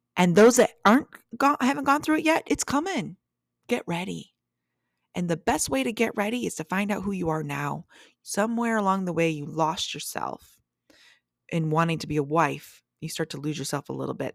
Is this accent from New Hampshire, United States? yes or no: no; Traverse City, Michigan, United States; moved away from my hometown of Traverse City